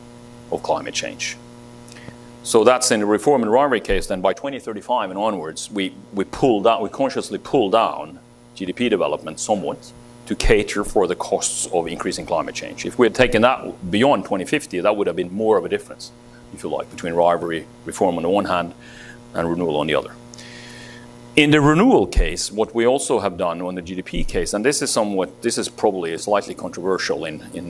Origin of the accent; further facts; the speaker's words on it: Norway; in my home country, in Norway